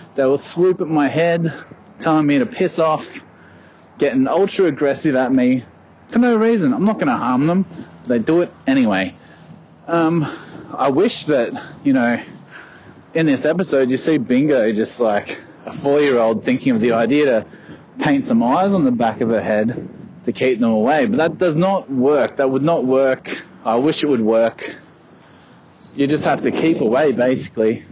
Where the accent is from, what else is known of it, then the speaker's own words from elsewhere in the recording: Australia; I'm Australian. I live in the country of Australia